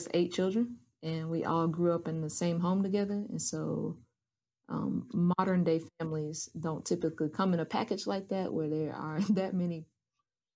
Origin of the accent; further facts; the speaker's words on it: Asheville, North Carolina, United States; I am born and raised in Asheville, North Carolina.